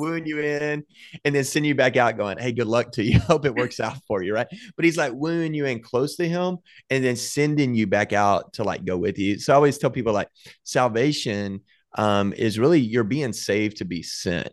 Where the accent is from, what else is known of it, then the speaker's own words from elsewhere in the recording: Waco, Texas, United States; we grew up in Waco, Texas